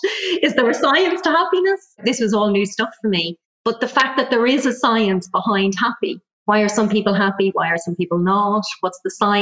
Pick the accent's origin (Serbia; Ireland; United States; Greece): Ireland; accent: Irish; moved away as an adult; also born or lived in Germany; You'll probably tell from the accent, I'm Irish. So I kind of left Ireland, emigrated, lived in Germany